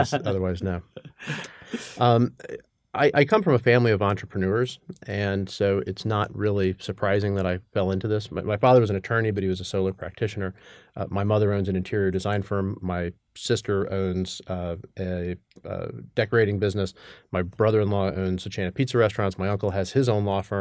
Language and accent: English; Atlanta, Georgia, United States; moved away as an adult; also born or lived in New York; I grew up in Atlanta, went to undergrad at Georgia Tech